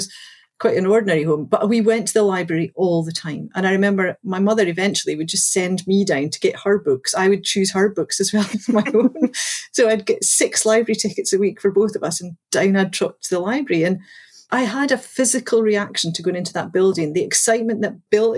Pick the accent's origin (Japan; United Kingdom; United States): United Kingdom; Galashiels, Scotland; So I grew up in the Scottish Borders. I grew up in a town called Galashiels.